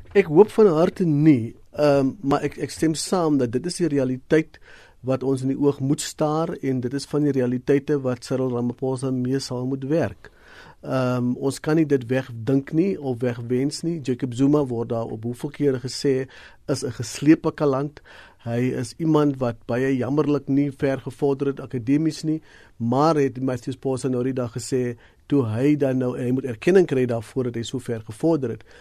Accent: South Africa

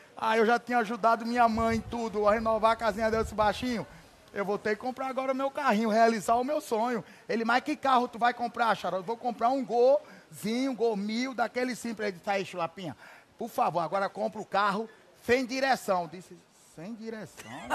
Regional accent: Atalaia, Alagoas, Brazil; born or raised there; moved away as an adult

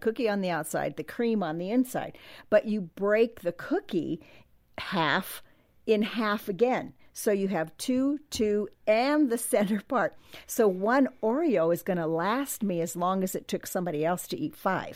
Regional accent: Southern California, United States; Growing up in Southern California

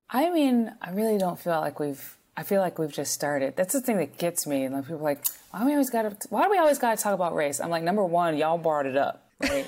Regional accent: North Carolina, United States; I was from North Carolina. I am from North Carolina

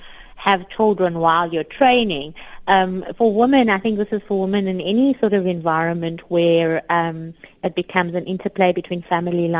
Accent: Cape Town, Western Cape, South Africa; I grew up on the Cape Flats in Cape Town

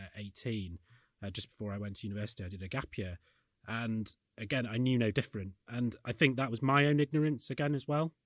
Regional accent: Yorkshire and the Humber, United Kingdom; I'm from the north, I'm from Yorkshire

